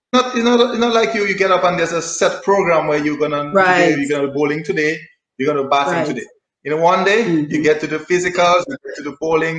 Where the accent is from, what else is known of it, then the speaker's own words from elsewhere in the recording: Saint David, Dominica; We're going to take a trip now to Kalinago territory as we know it now, formerly known as Carib Reserve, Sally Bear. Well, growing up in the country, you know, it's beautiful.